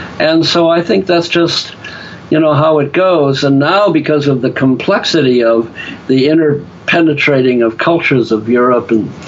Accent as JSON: {"language": "English", "country": "Ireland", "said": "I found, just because I'm an Irishman with the gift of gab, that I could turn being an intellectual into what I call a stand-up intellectual."}